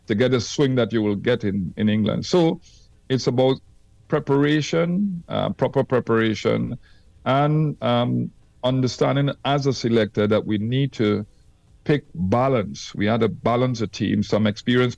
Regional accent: Trinidad & Tobago; I came from Trinidad where the wickets were slow and patchy

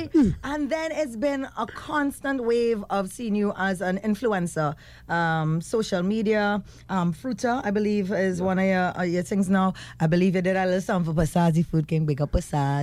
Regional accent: Trinidad & Tobago; I'm from Trinidad

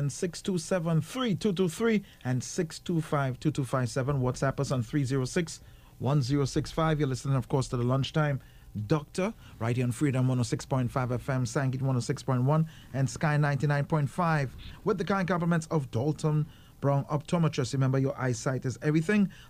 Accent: Port of Spain, Trinidad & Tobago; now in Miami, United States; but in the supermarket here in Miami, Florida, the sweet potatoes differ from the ones that I grew up on in Port of Spain

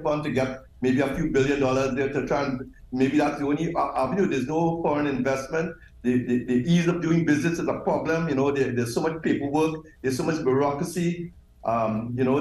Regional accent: Trinidad & Tobago; I'm from the Caribbean

